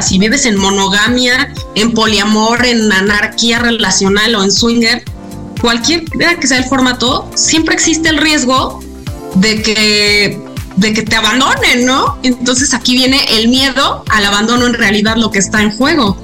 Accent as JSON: {"language": "Spanish", "country": "Mexico", "said": "desde México"}